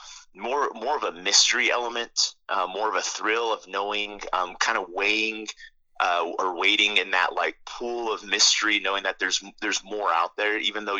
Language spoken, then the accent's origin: English; Roswell, New Mexico, United States; moved away; my experience growing up was that that's just the way things were in Roswell